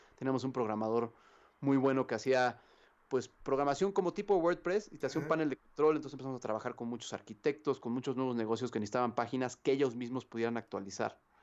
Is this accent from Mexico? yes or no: yes; Mexico; nosotros, la neta, como mexicanos